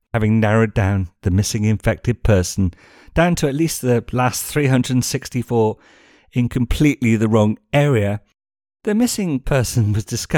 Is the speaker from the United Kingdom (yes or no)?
yes; United Kingdom; moved away as an adult; now in Spain; I am a British migrant living in Spain